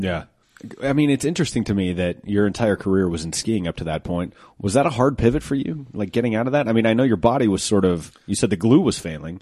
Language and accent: English; Colorado, United States; I'm from Colorado